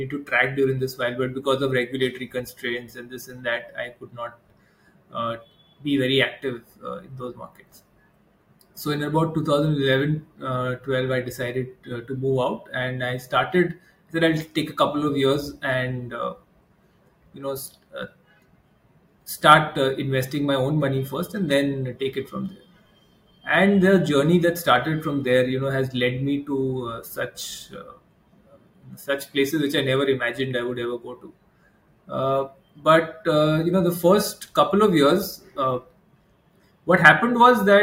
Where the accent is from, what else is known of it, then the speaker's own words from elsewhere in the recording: Kolkata, West Bengal, India; moved away as an adult; also born or lived in Hyderabad, India; now in Mumbai, India; I was born and brought up in Calcutta. And then I moved to Bombay after, you know, after 2000